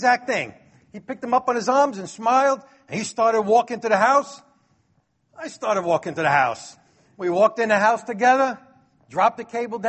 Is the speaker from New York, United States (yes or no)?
yes; New York City, New York, United States; a troublemaker from Brooklyn like me